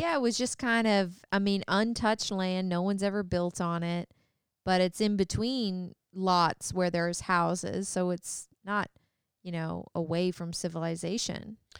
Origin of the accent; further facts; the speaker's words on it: Canada; moved away; I'm from Canada. We both grew up in the country